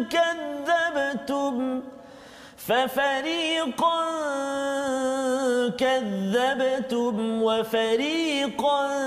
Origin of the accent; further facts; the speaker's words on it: Perak, Malaysia; sadah tu kalau tidak kalau saya orang Perak cakap